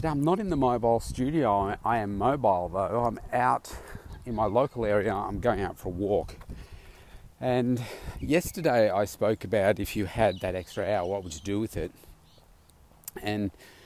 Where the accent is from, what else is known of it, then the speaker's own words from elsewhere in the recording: Melbourne, Victoria, Australia; my hometown here, Melbourne